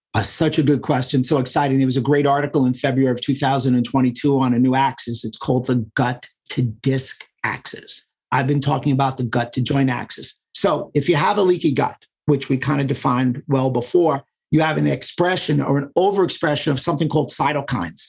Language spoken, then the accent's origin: English; New York City, New York, United States; I grew up in New York City, so we were very diverse